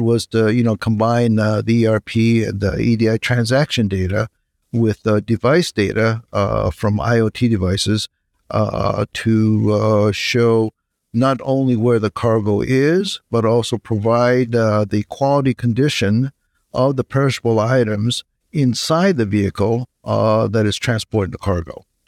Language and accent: English; Japan; moved away as an adult; now in United States; I'm originally from Japan. I came to the U.S. For college.